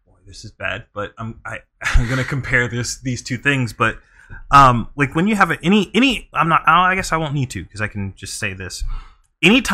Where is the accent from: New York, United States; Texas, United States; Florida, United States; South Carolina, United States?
South Carolina, United States; Bishopville; I grew up in South Carolina, pretty racist state to be in, and I grew up in a very, like, southern-esque, like, city. It's called Bishopville, South Carolina.